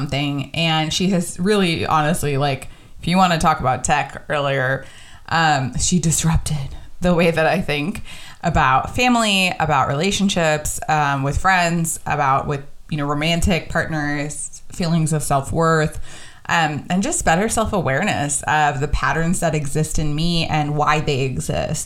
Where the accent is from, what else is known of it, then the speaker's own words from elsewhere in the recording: Texas, United States; I grew up in the States. I was born in Texas